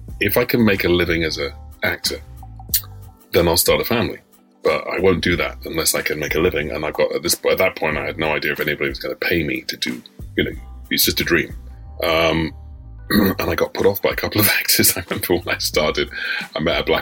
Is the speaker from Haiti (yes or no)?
no; London, United Kingdom; I live a stone's throw from where I was born